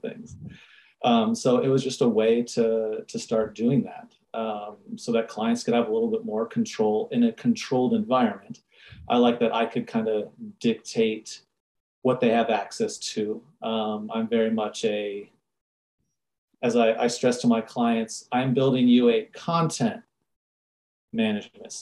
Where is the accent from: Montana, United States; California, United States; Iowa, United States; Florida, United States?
California, United States; San Diego; moved away as an adult; now in Fort Collins, United States; I was born and raised in San Diego. And then in 2007, I moved from San Diego to Fort Collins, Colorado